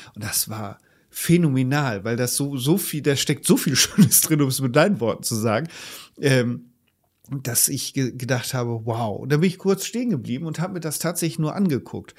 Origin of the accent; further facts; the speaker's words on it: Leer, Lower Saxony, Germany; moved away; aus dem ostfriesischen Leer meiner alten Heimatstadt